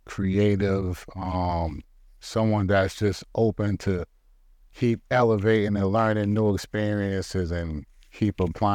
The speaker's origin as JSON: {"language": "English", "town": "Boston", "region": "Massachusetts", "country": "United States", "tie": "born or raised there", "said": "Well, I was born and raised in Boston, Massachusetts."}